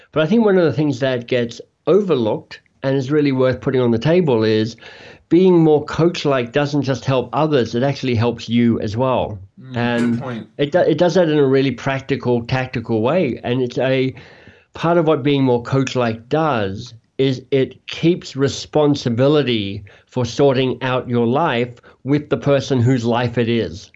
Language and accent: English; Australia; moved away as an adult; also born or lived in Oxford, United Kingdom / Toronto area, Canada; now in Toronto, Canada; I'm from Australia, but in Canada now